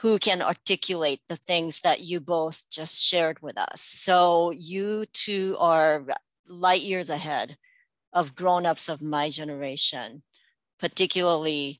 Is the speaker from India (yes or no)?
yes; India; now in United States; I was born here, I grew up in India, but I'm American.